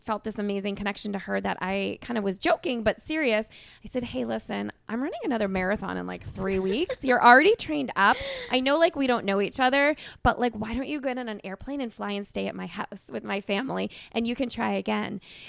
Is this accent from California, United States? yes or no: no; New Hampshire, United States; from New Hampshire.